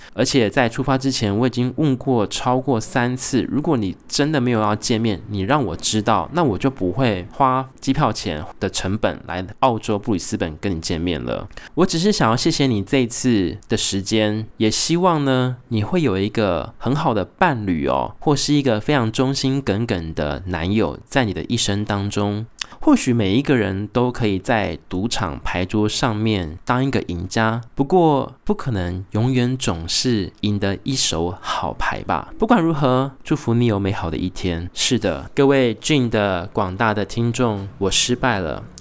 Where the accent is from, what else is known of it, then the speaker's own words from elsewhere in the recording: Taiwan; 我自己身为台湾人，我其实感受到我自己身为台湾人，我希望我珍惜我是 台湾的公民的这个身份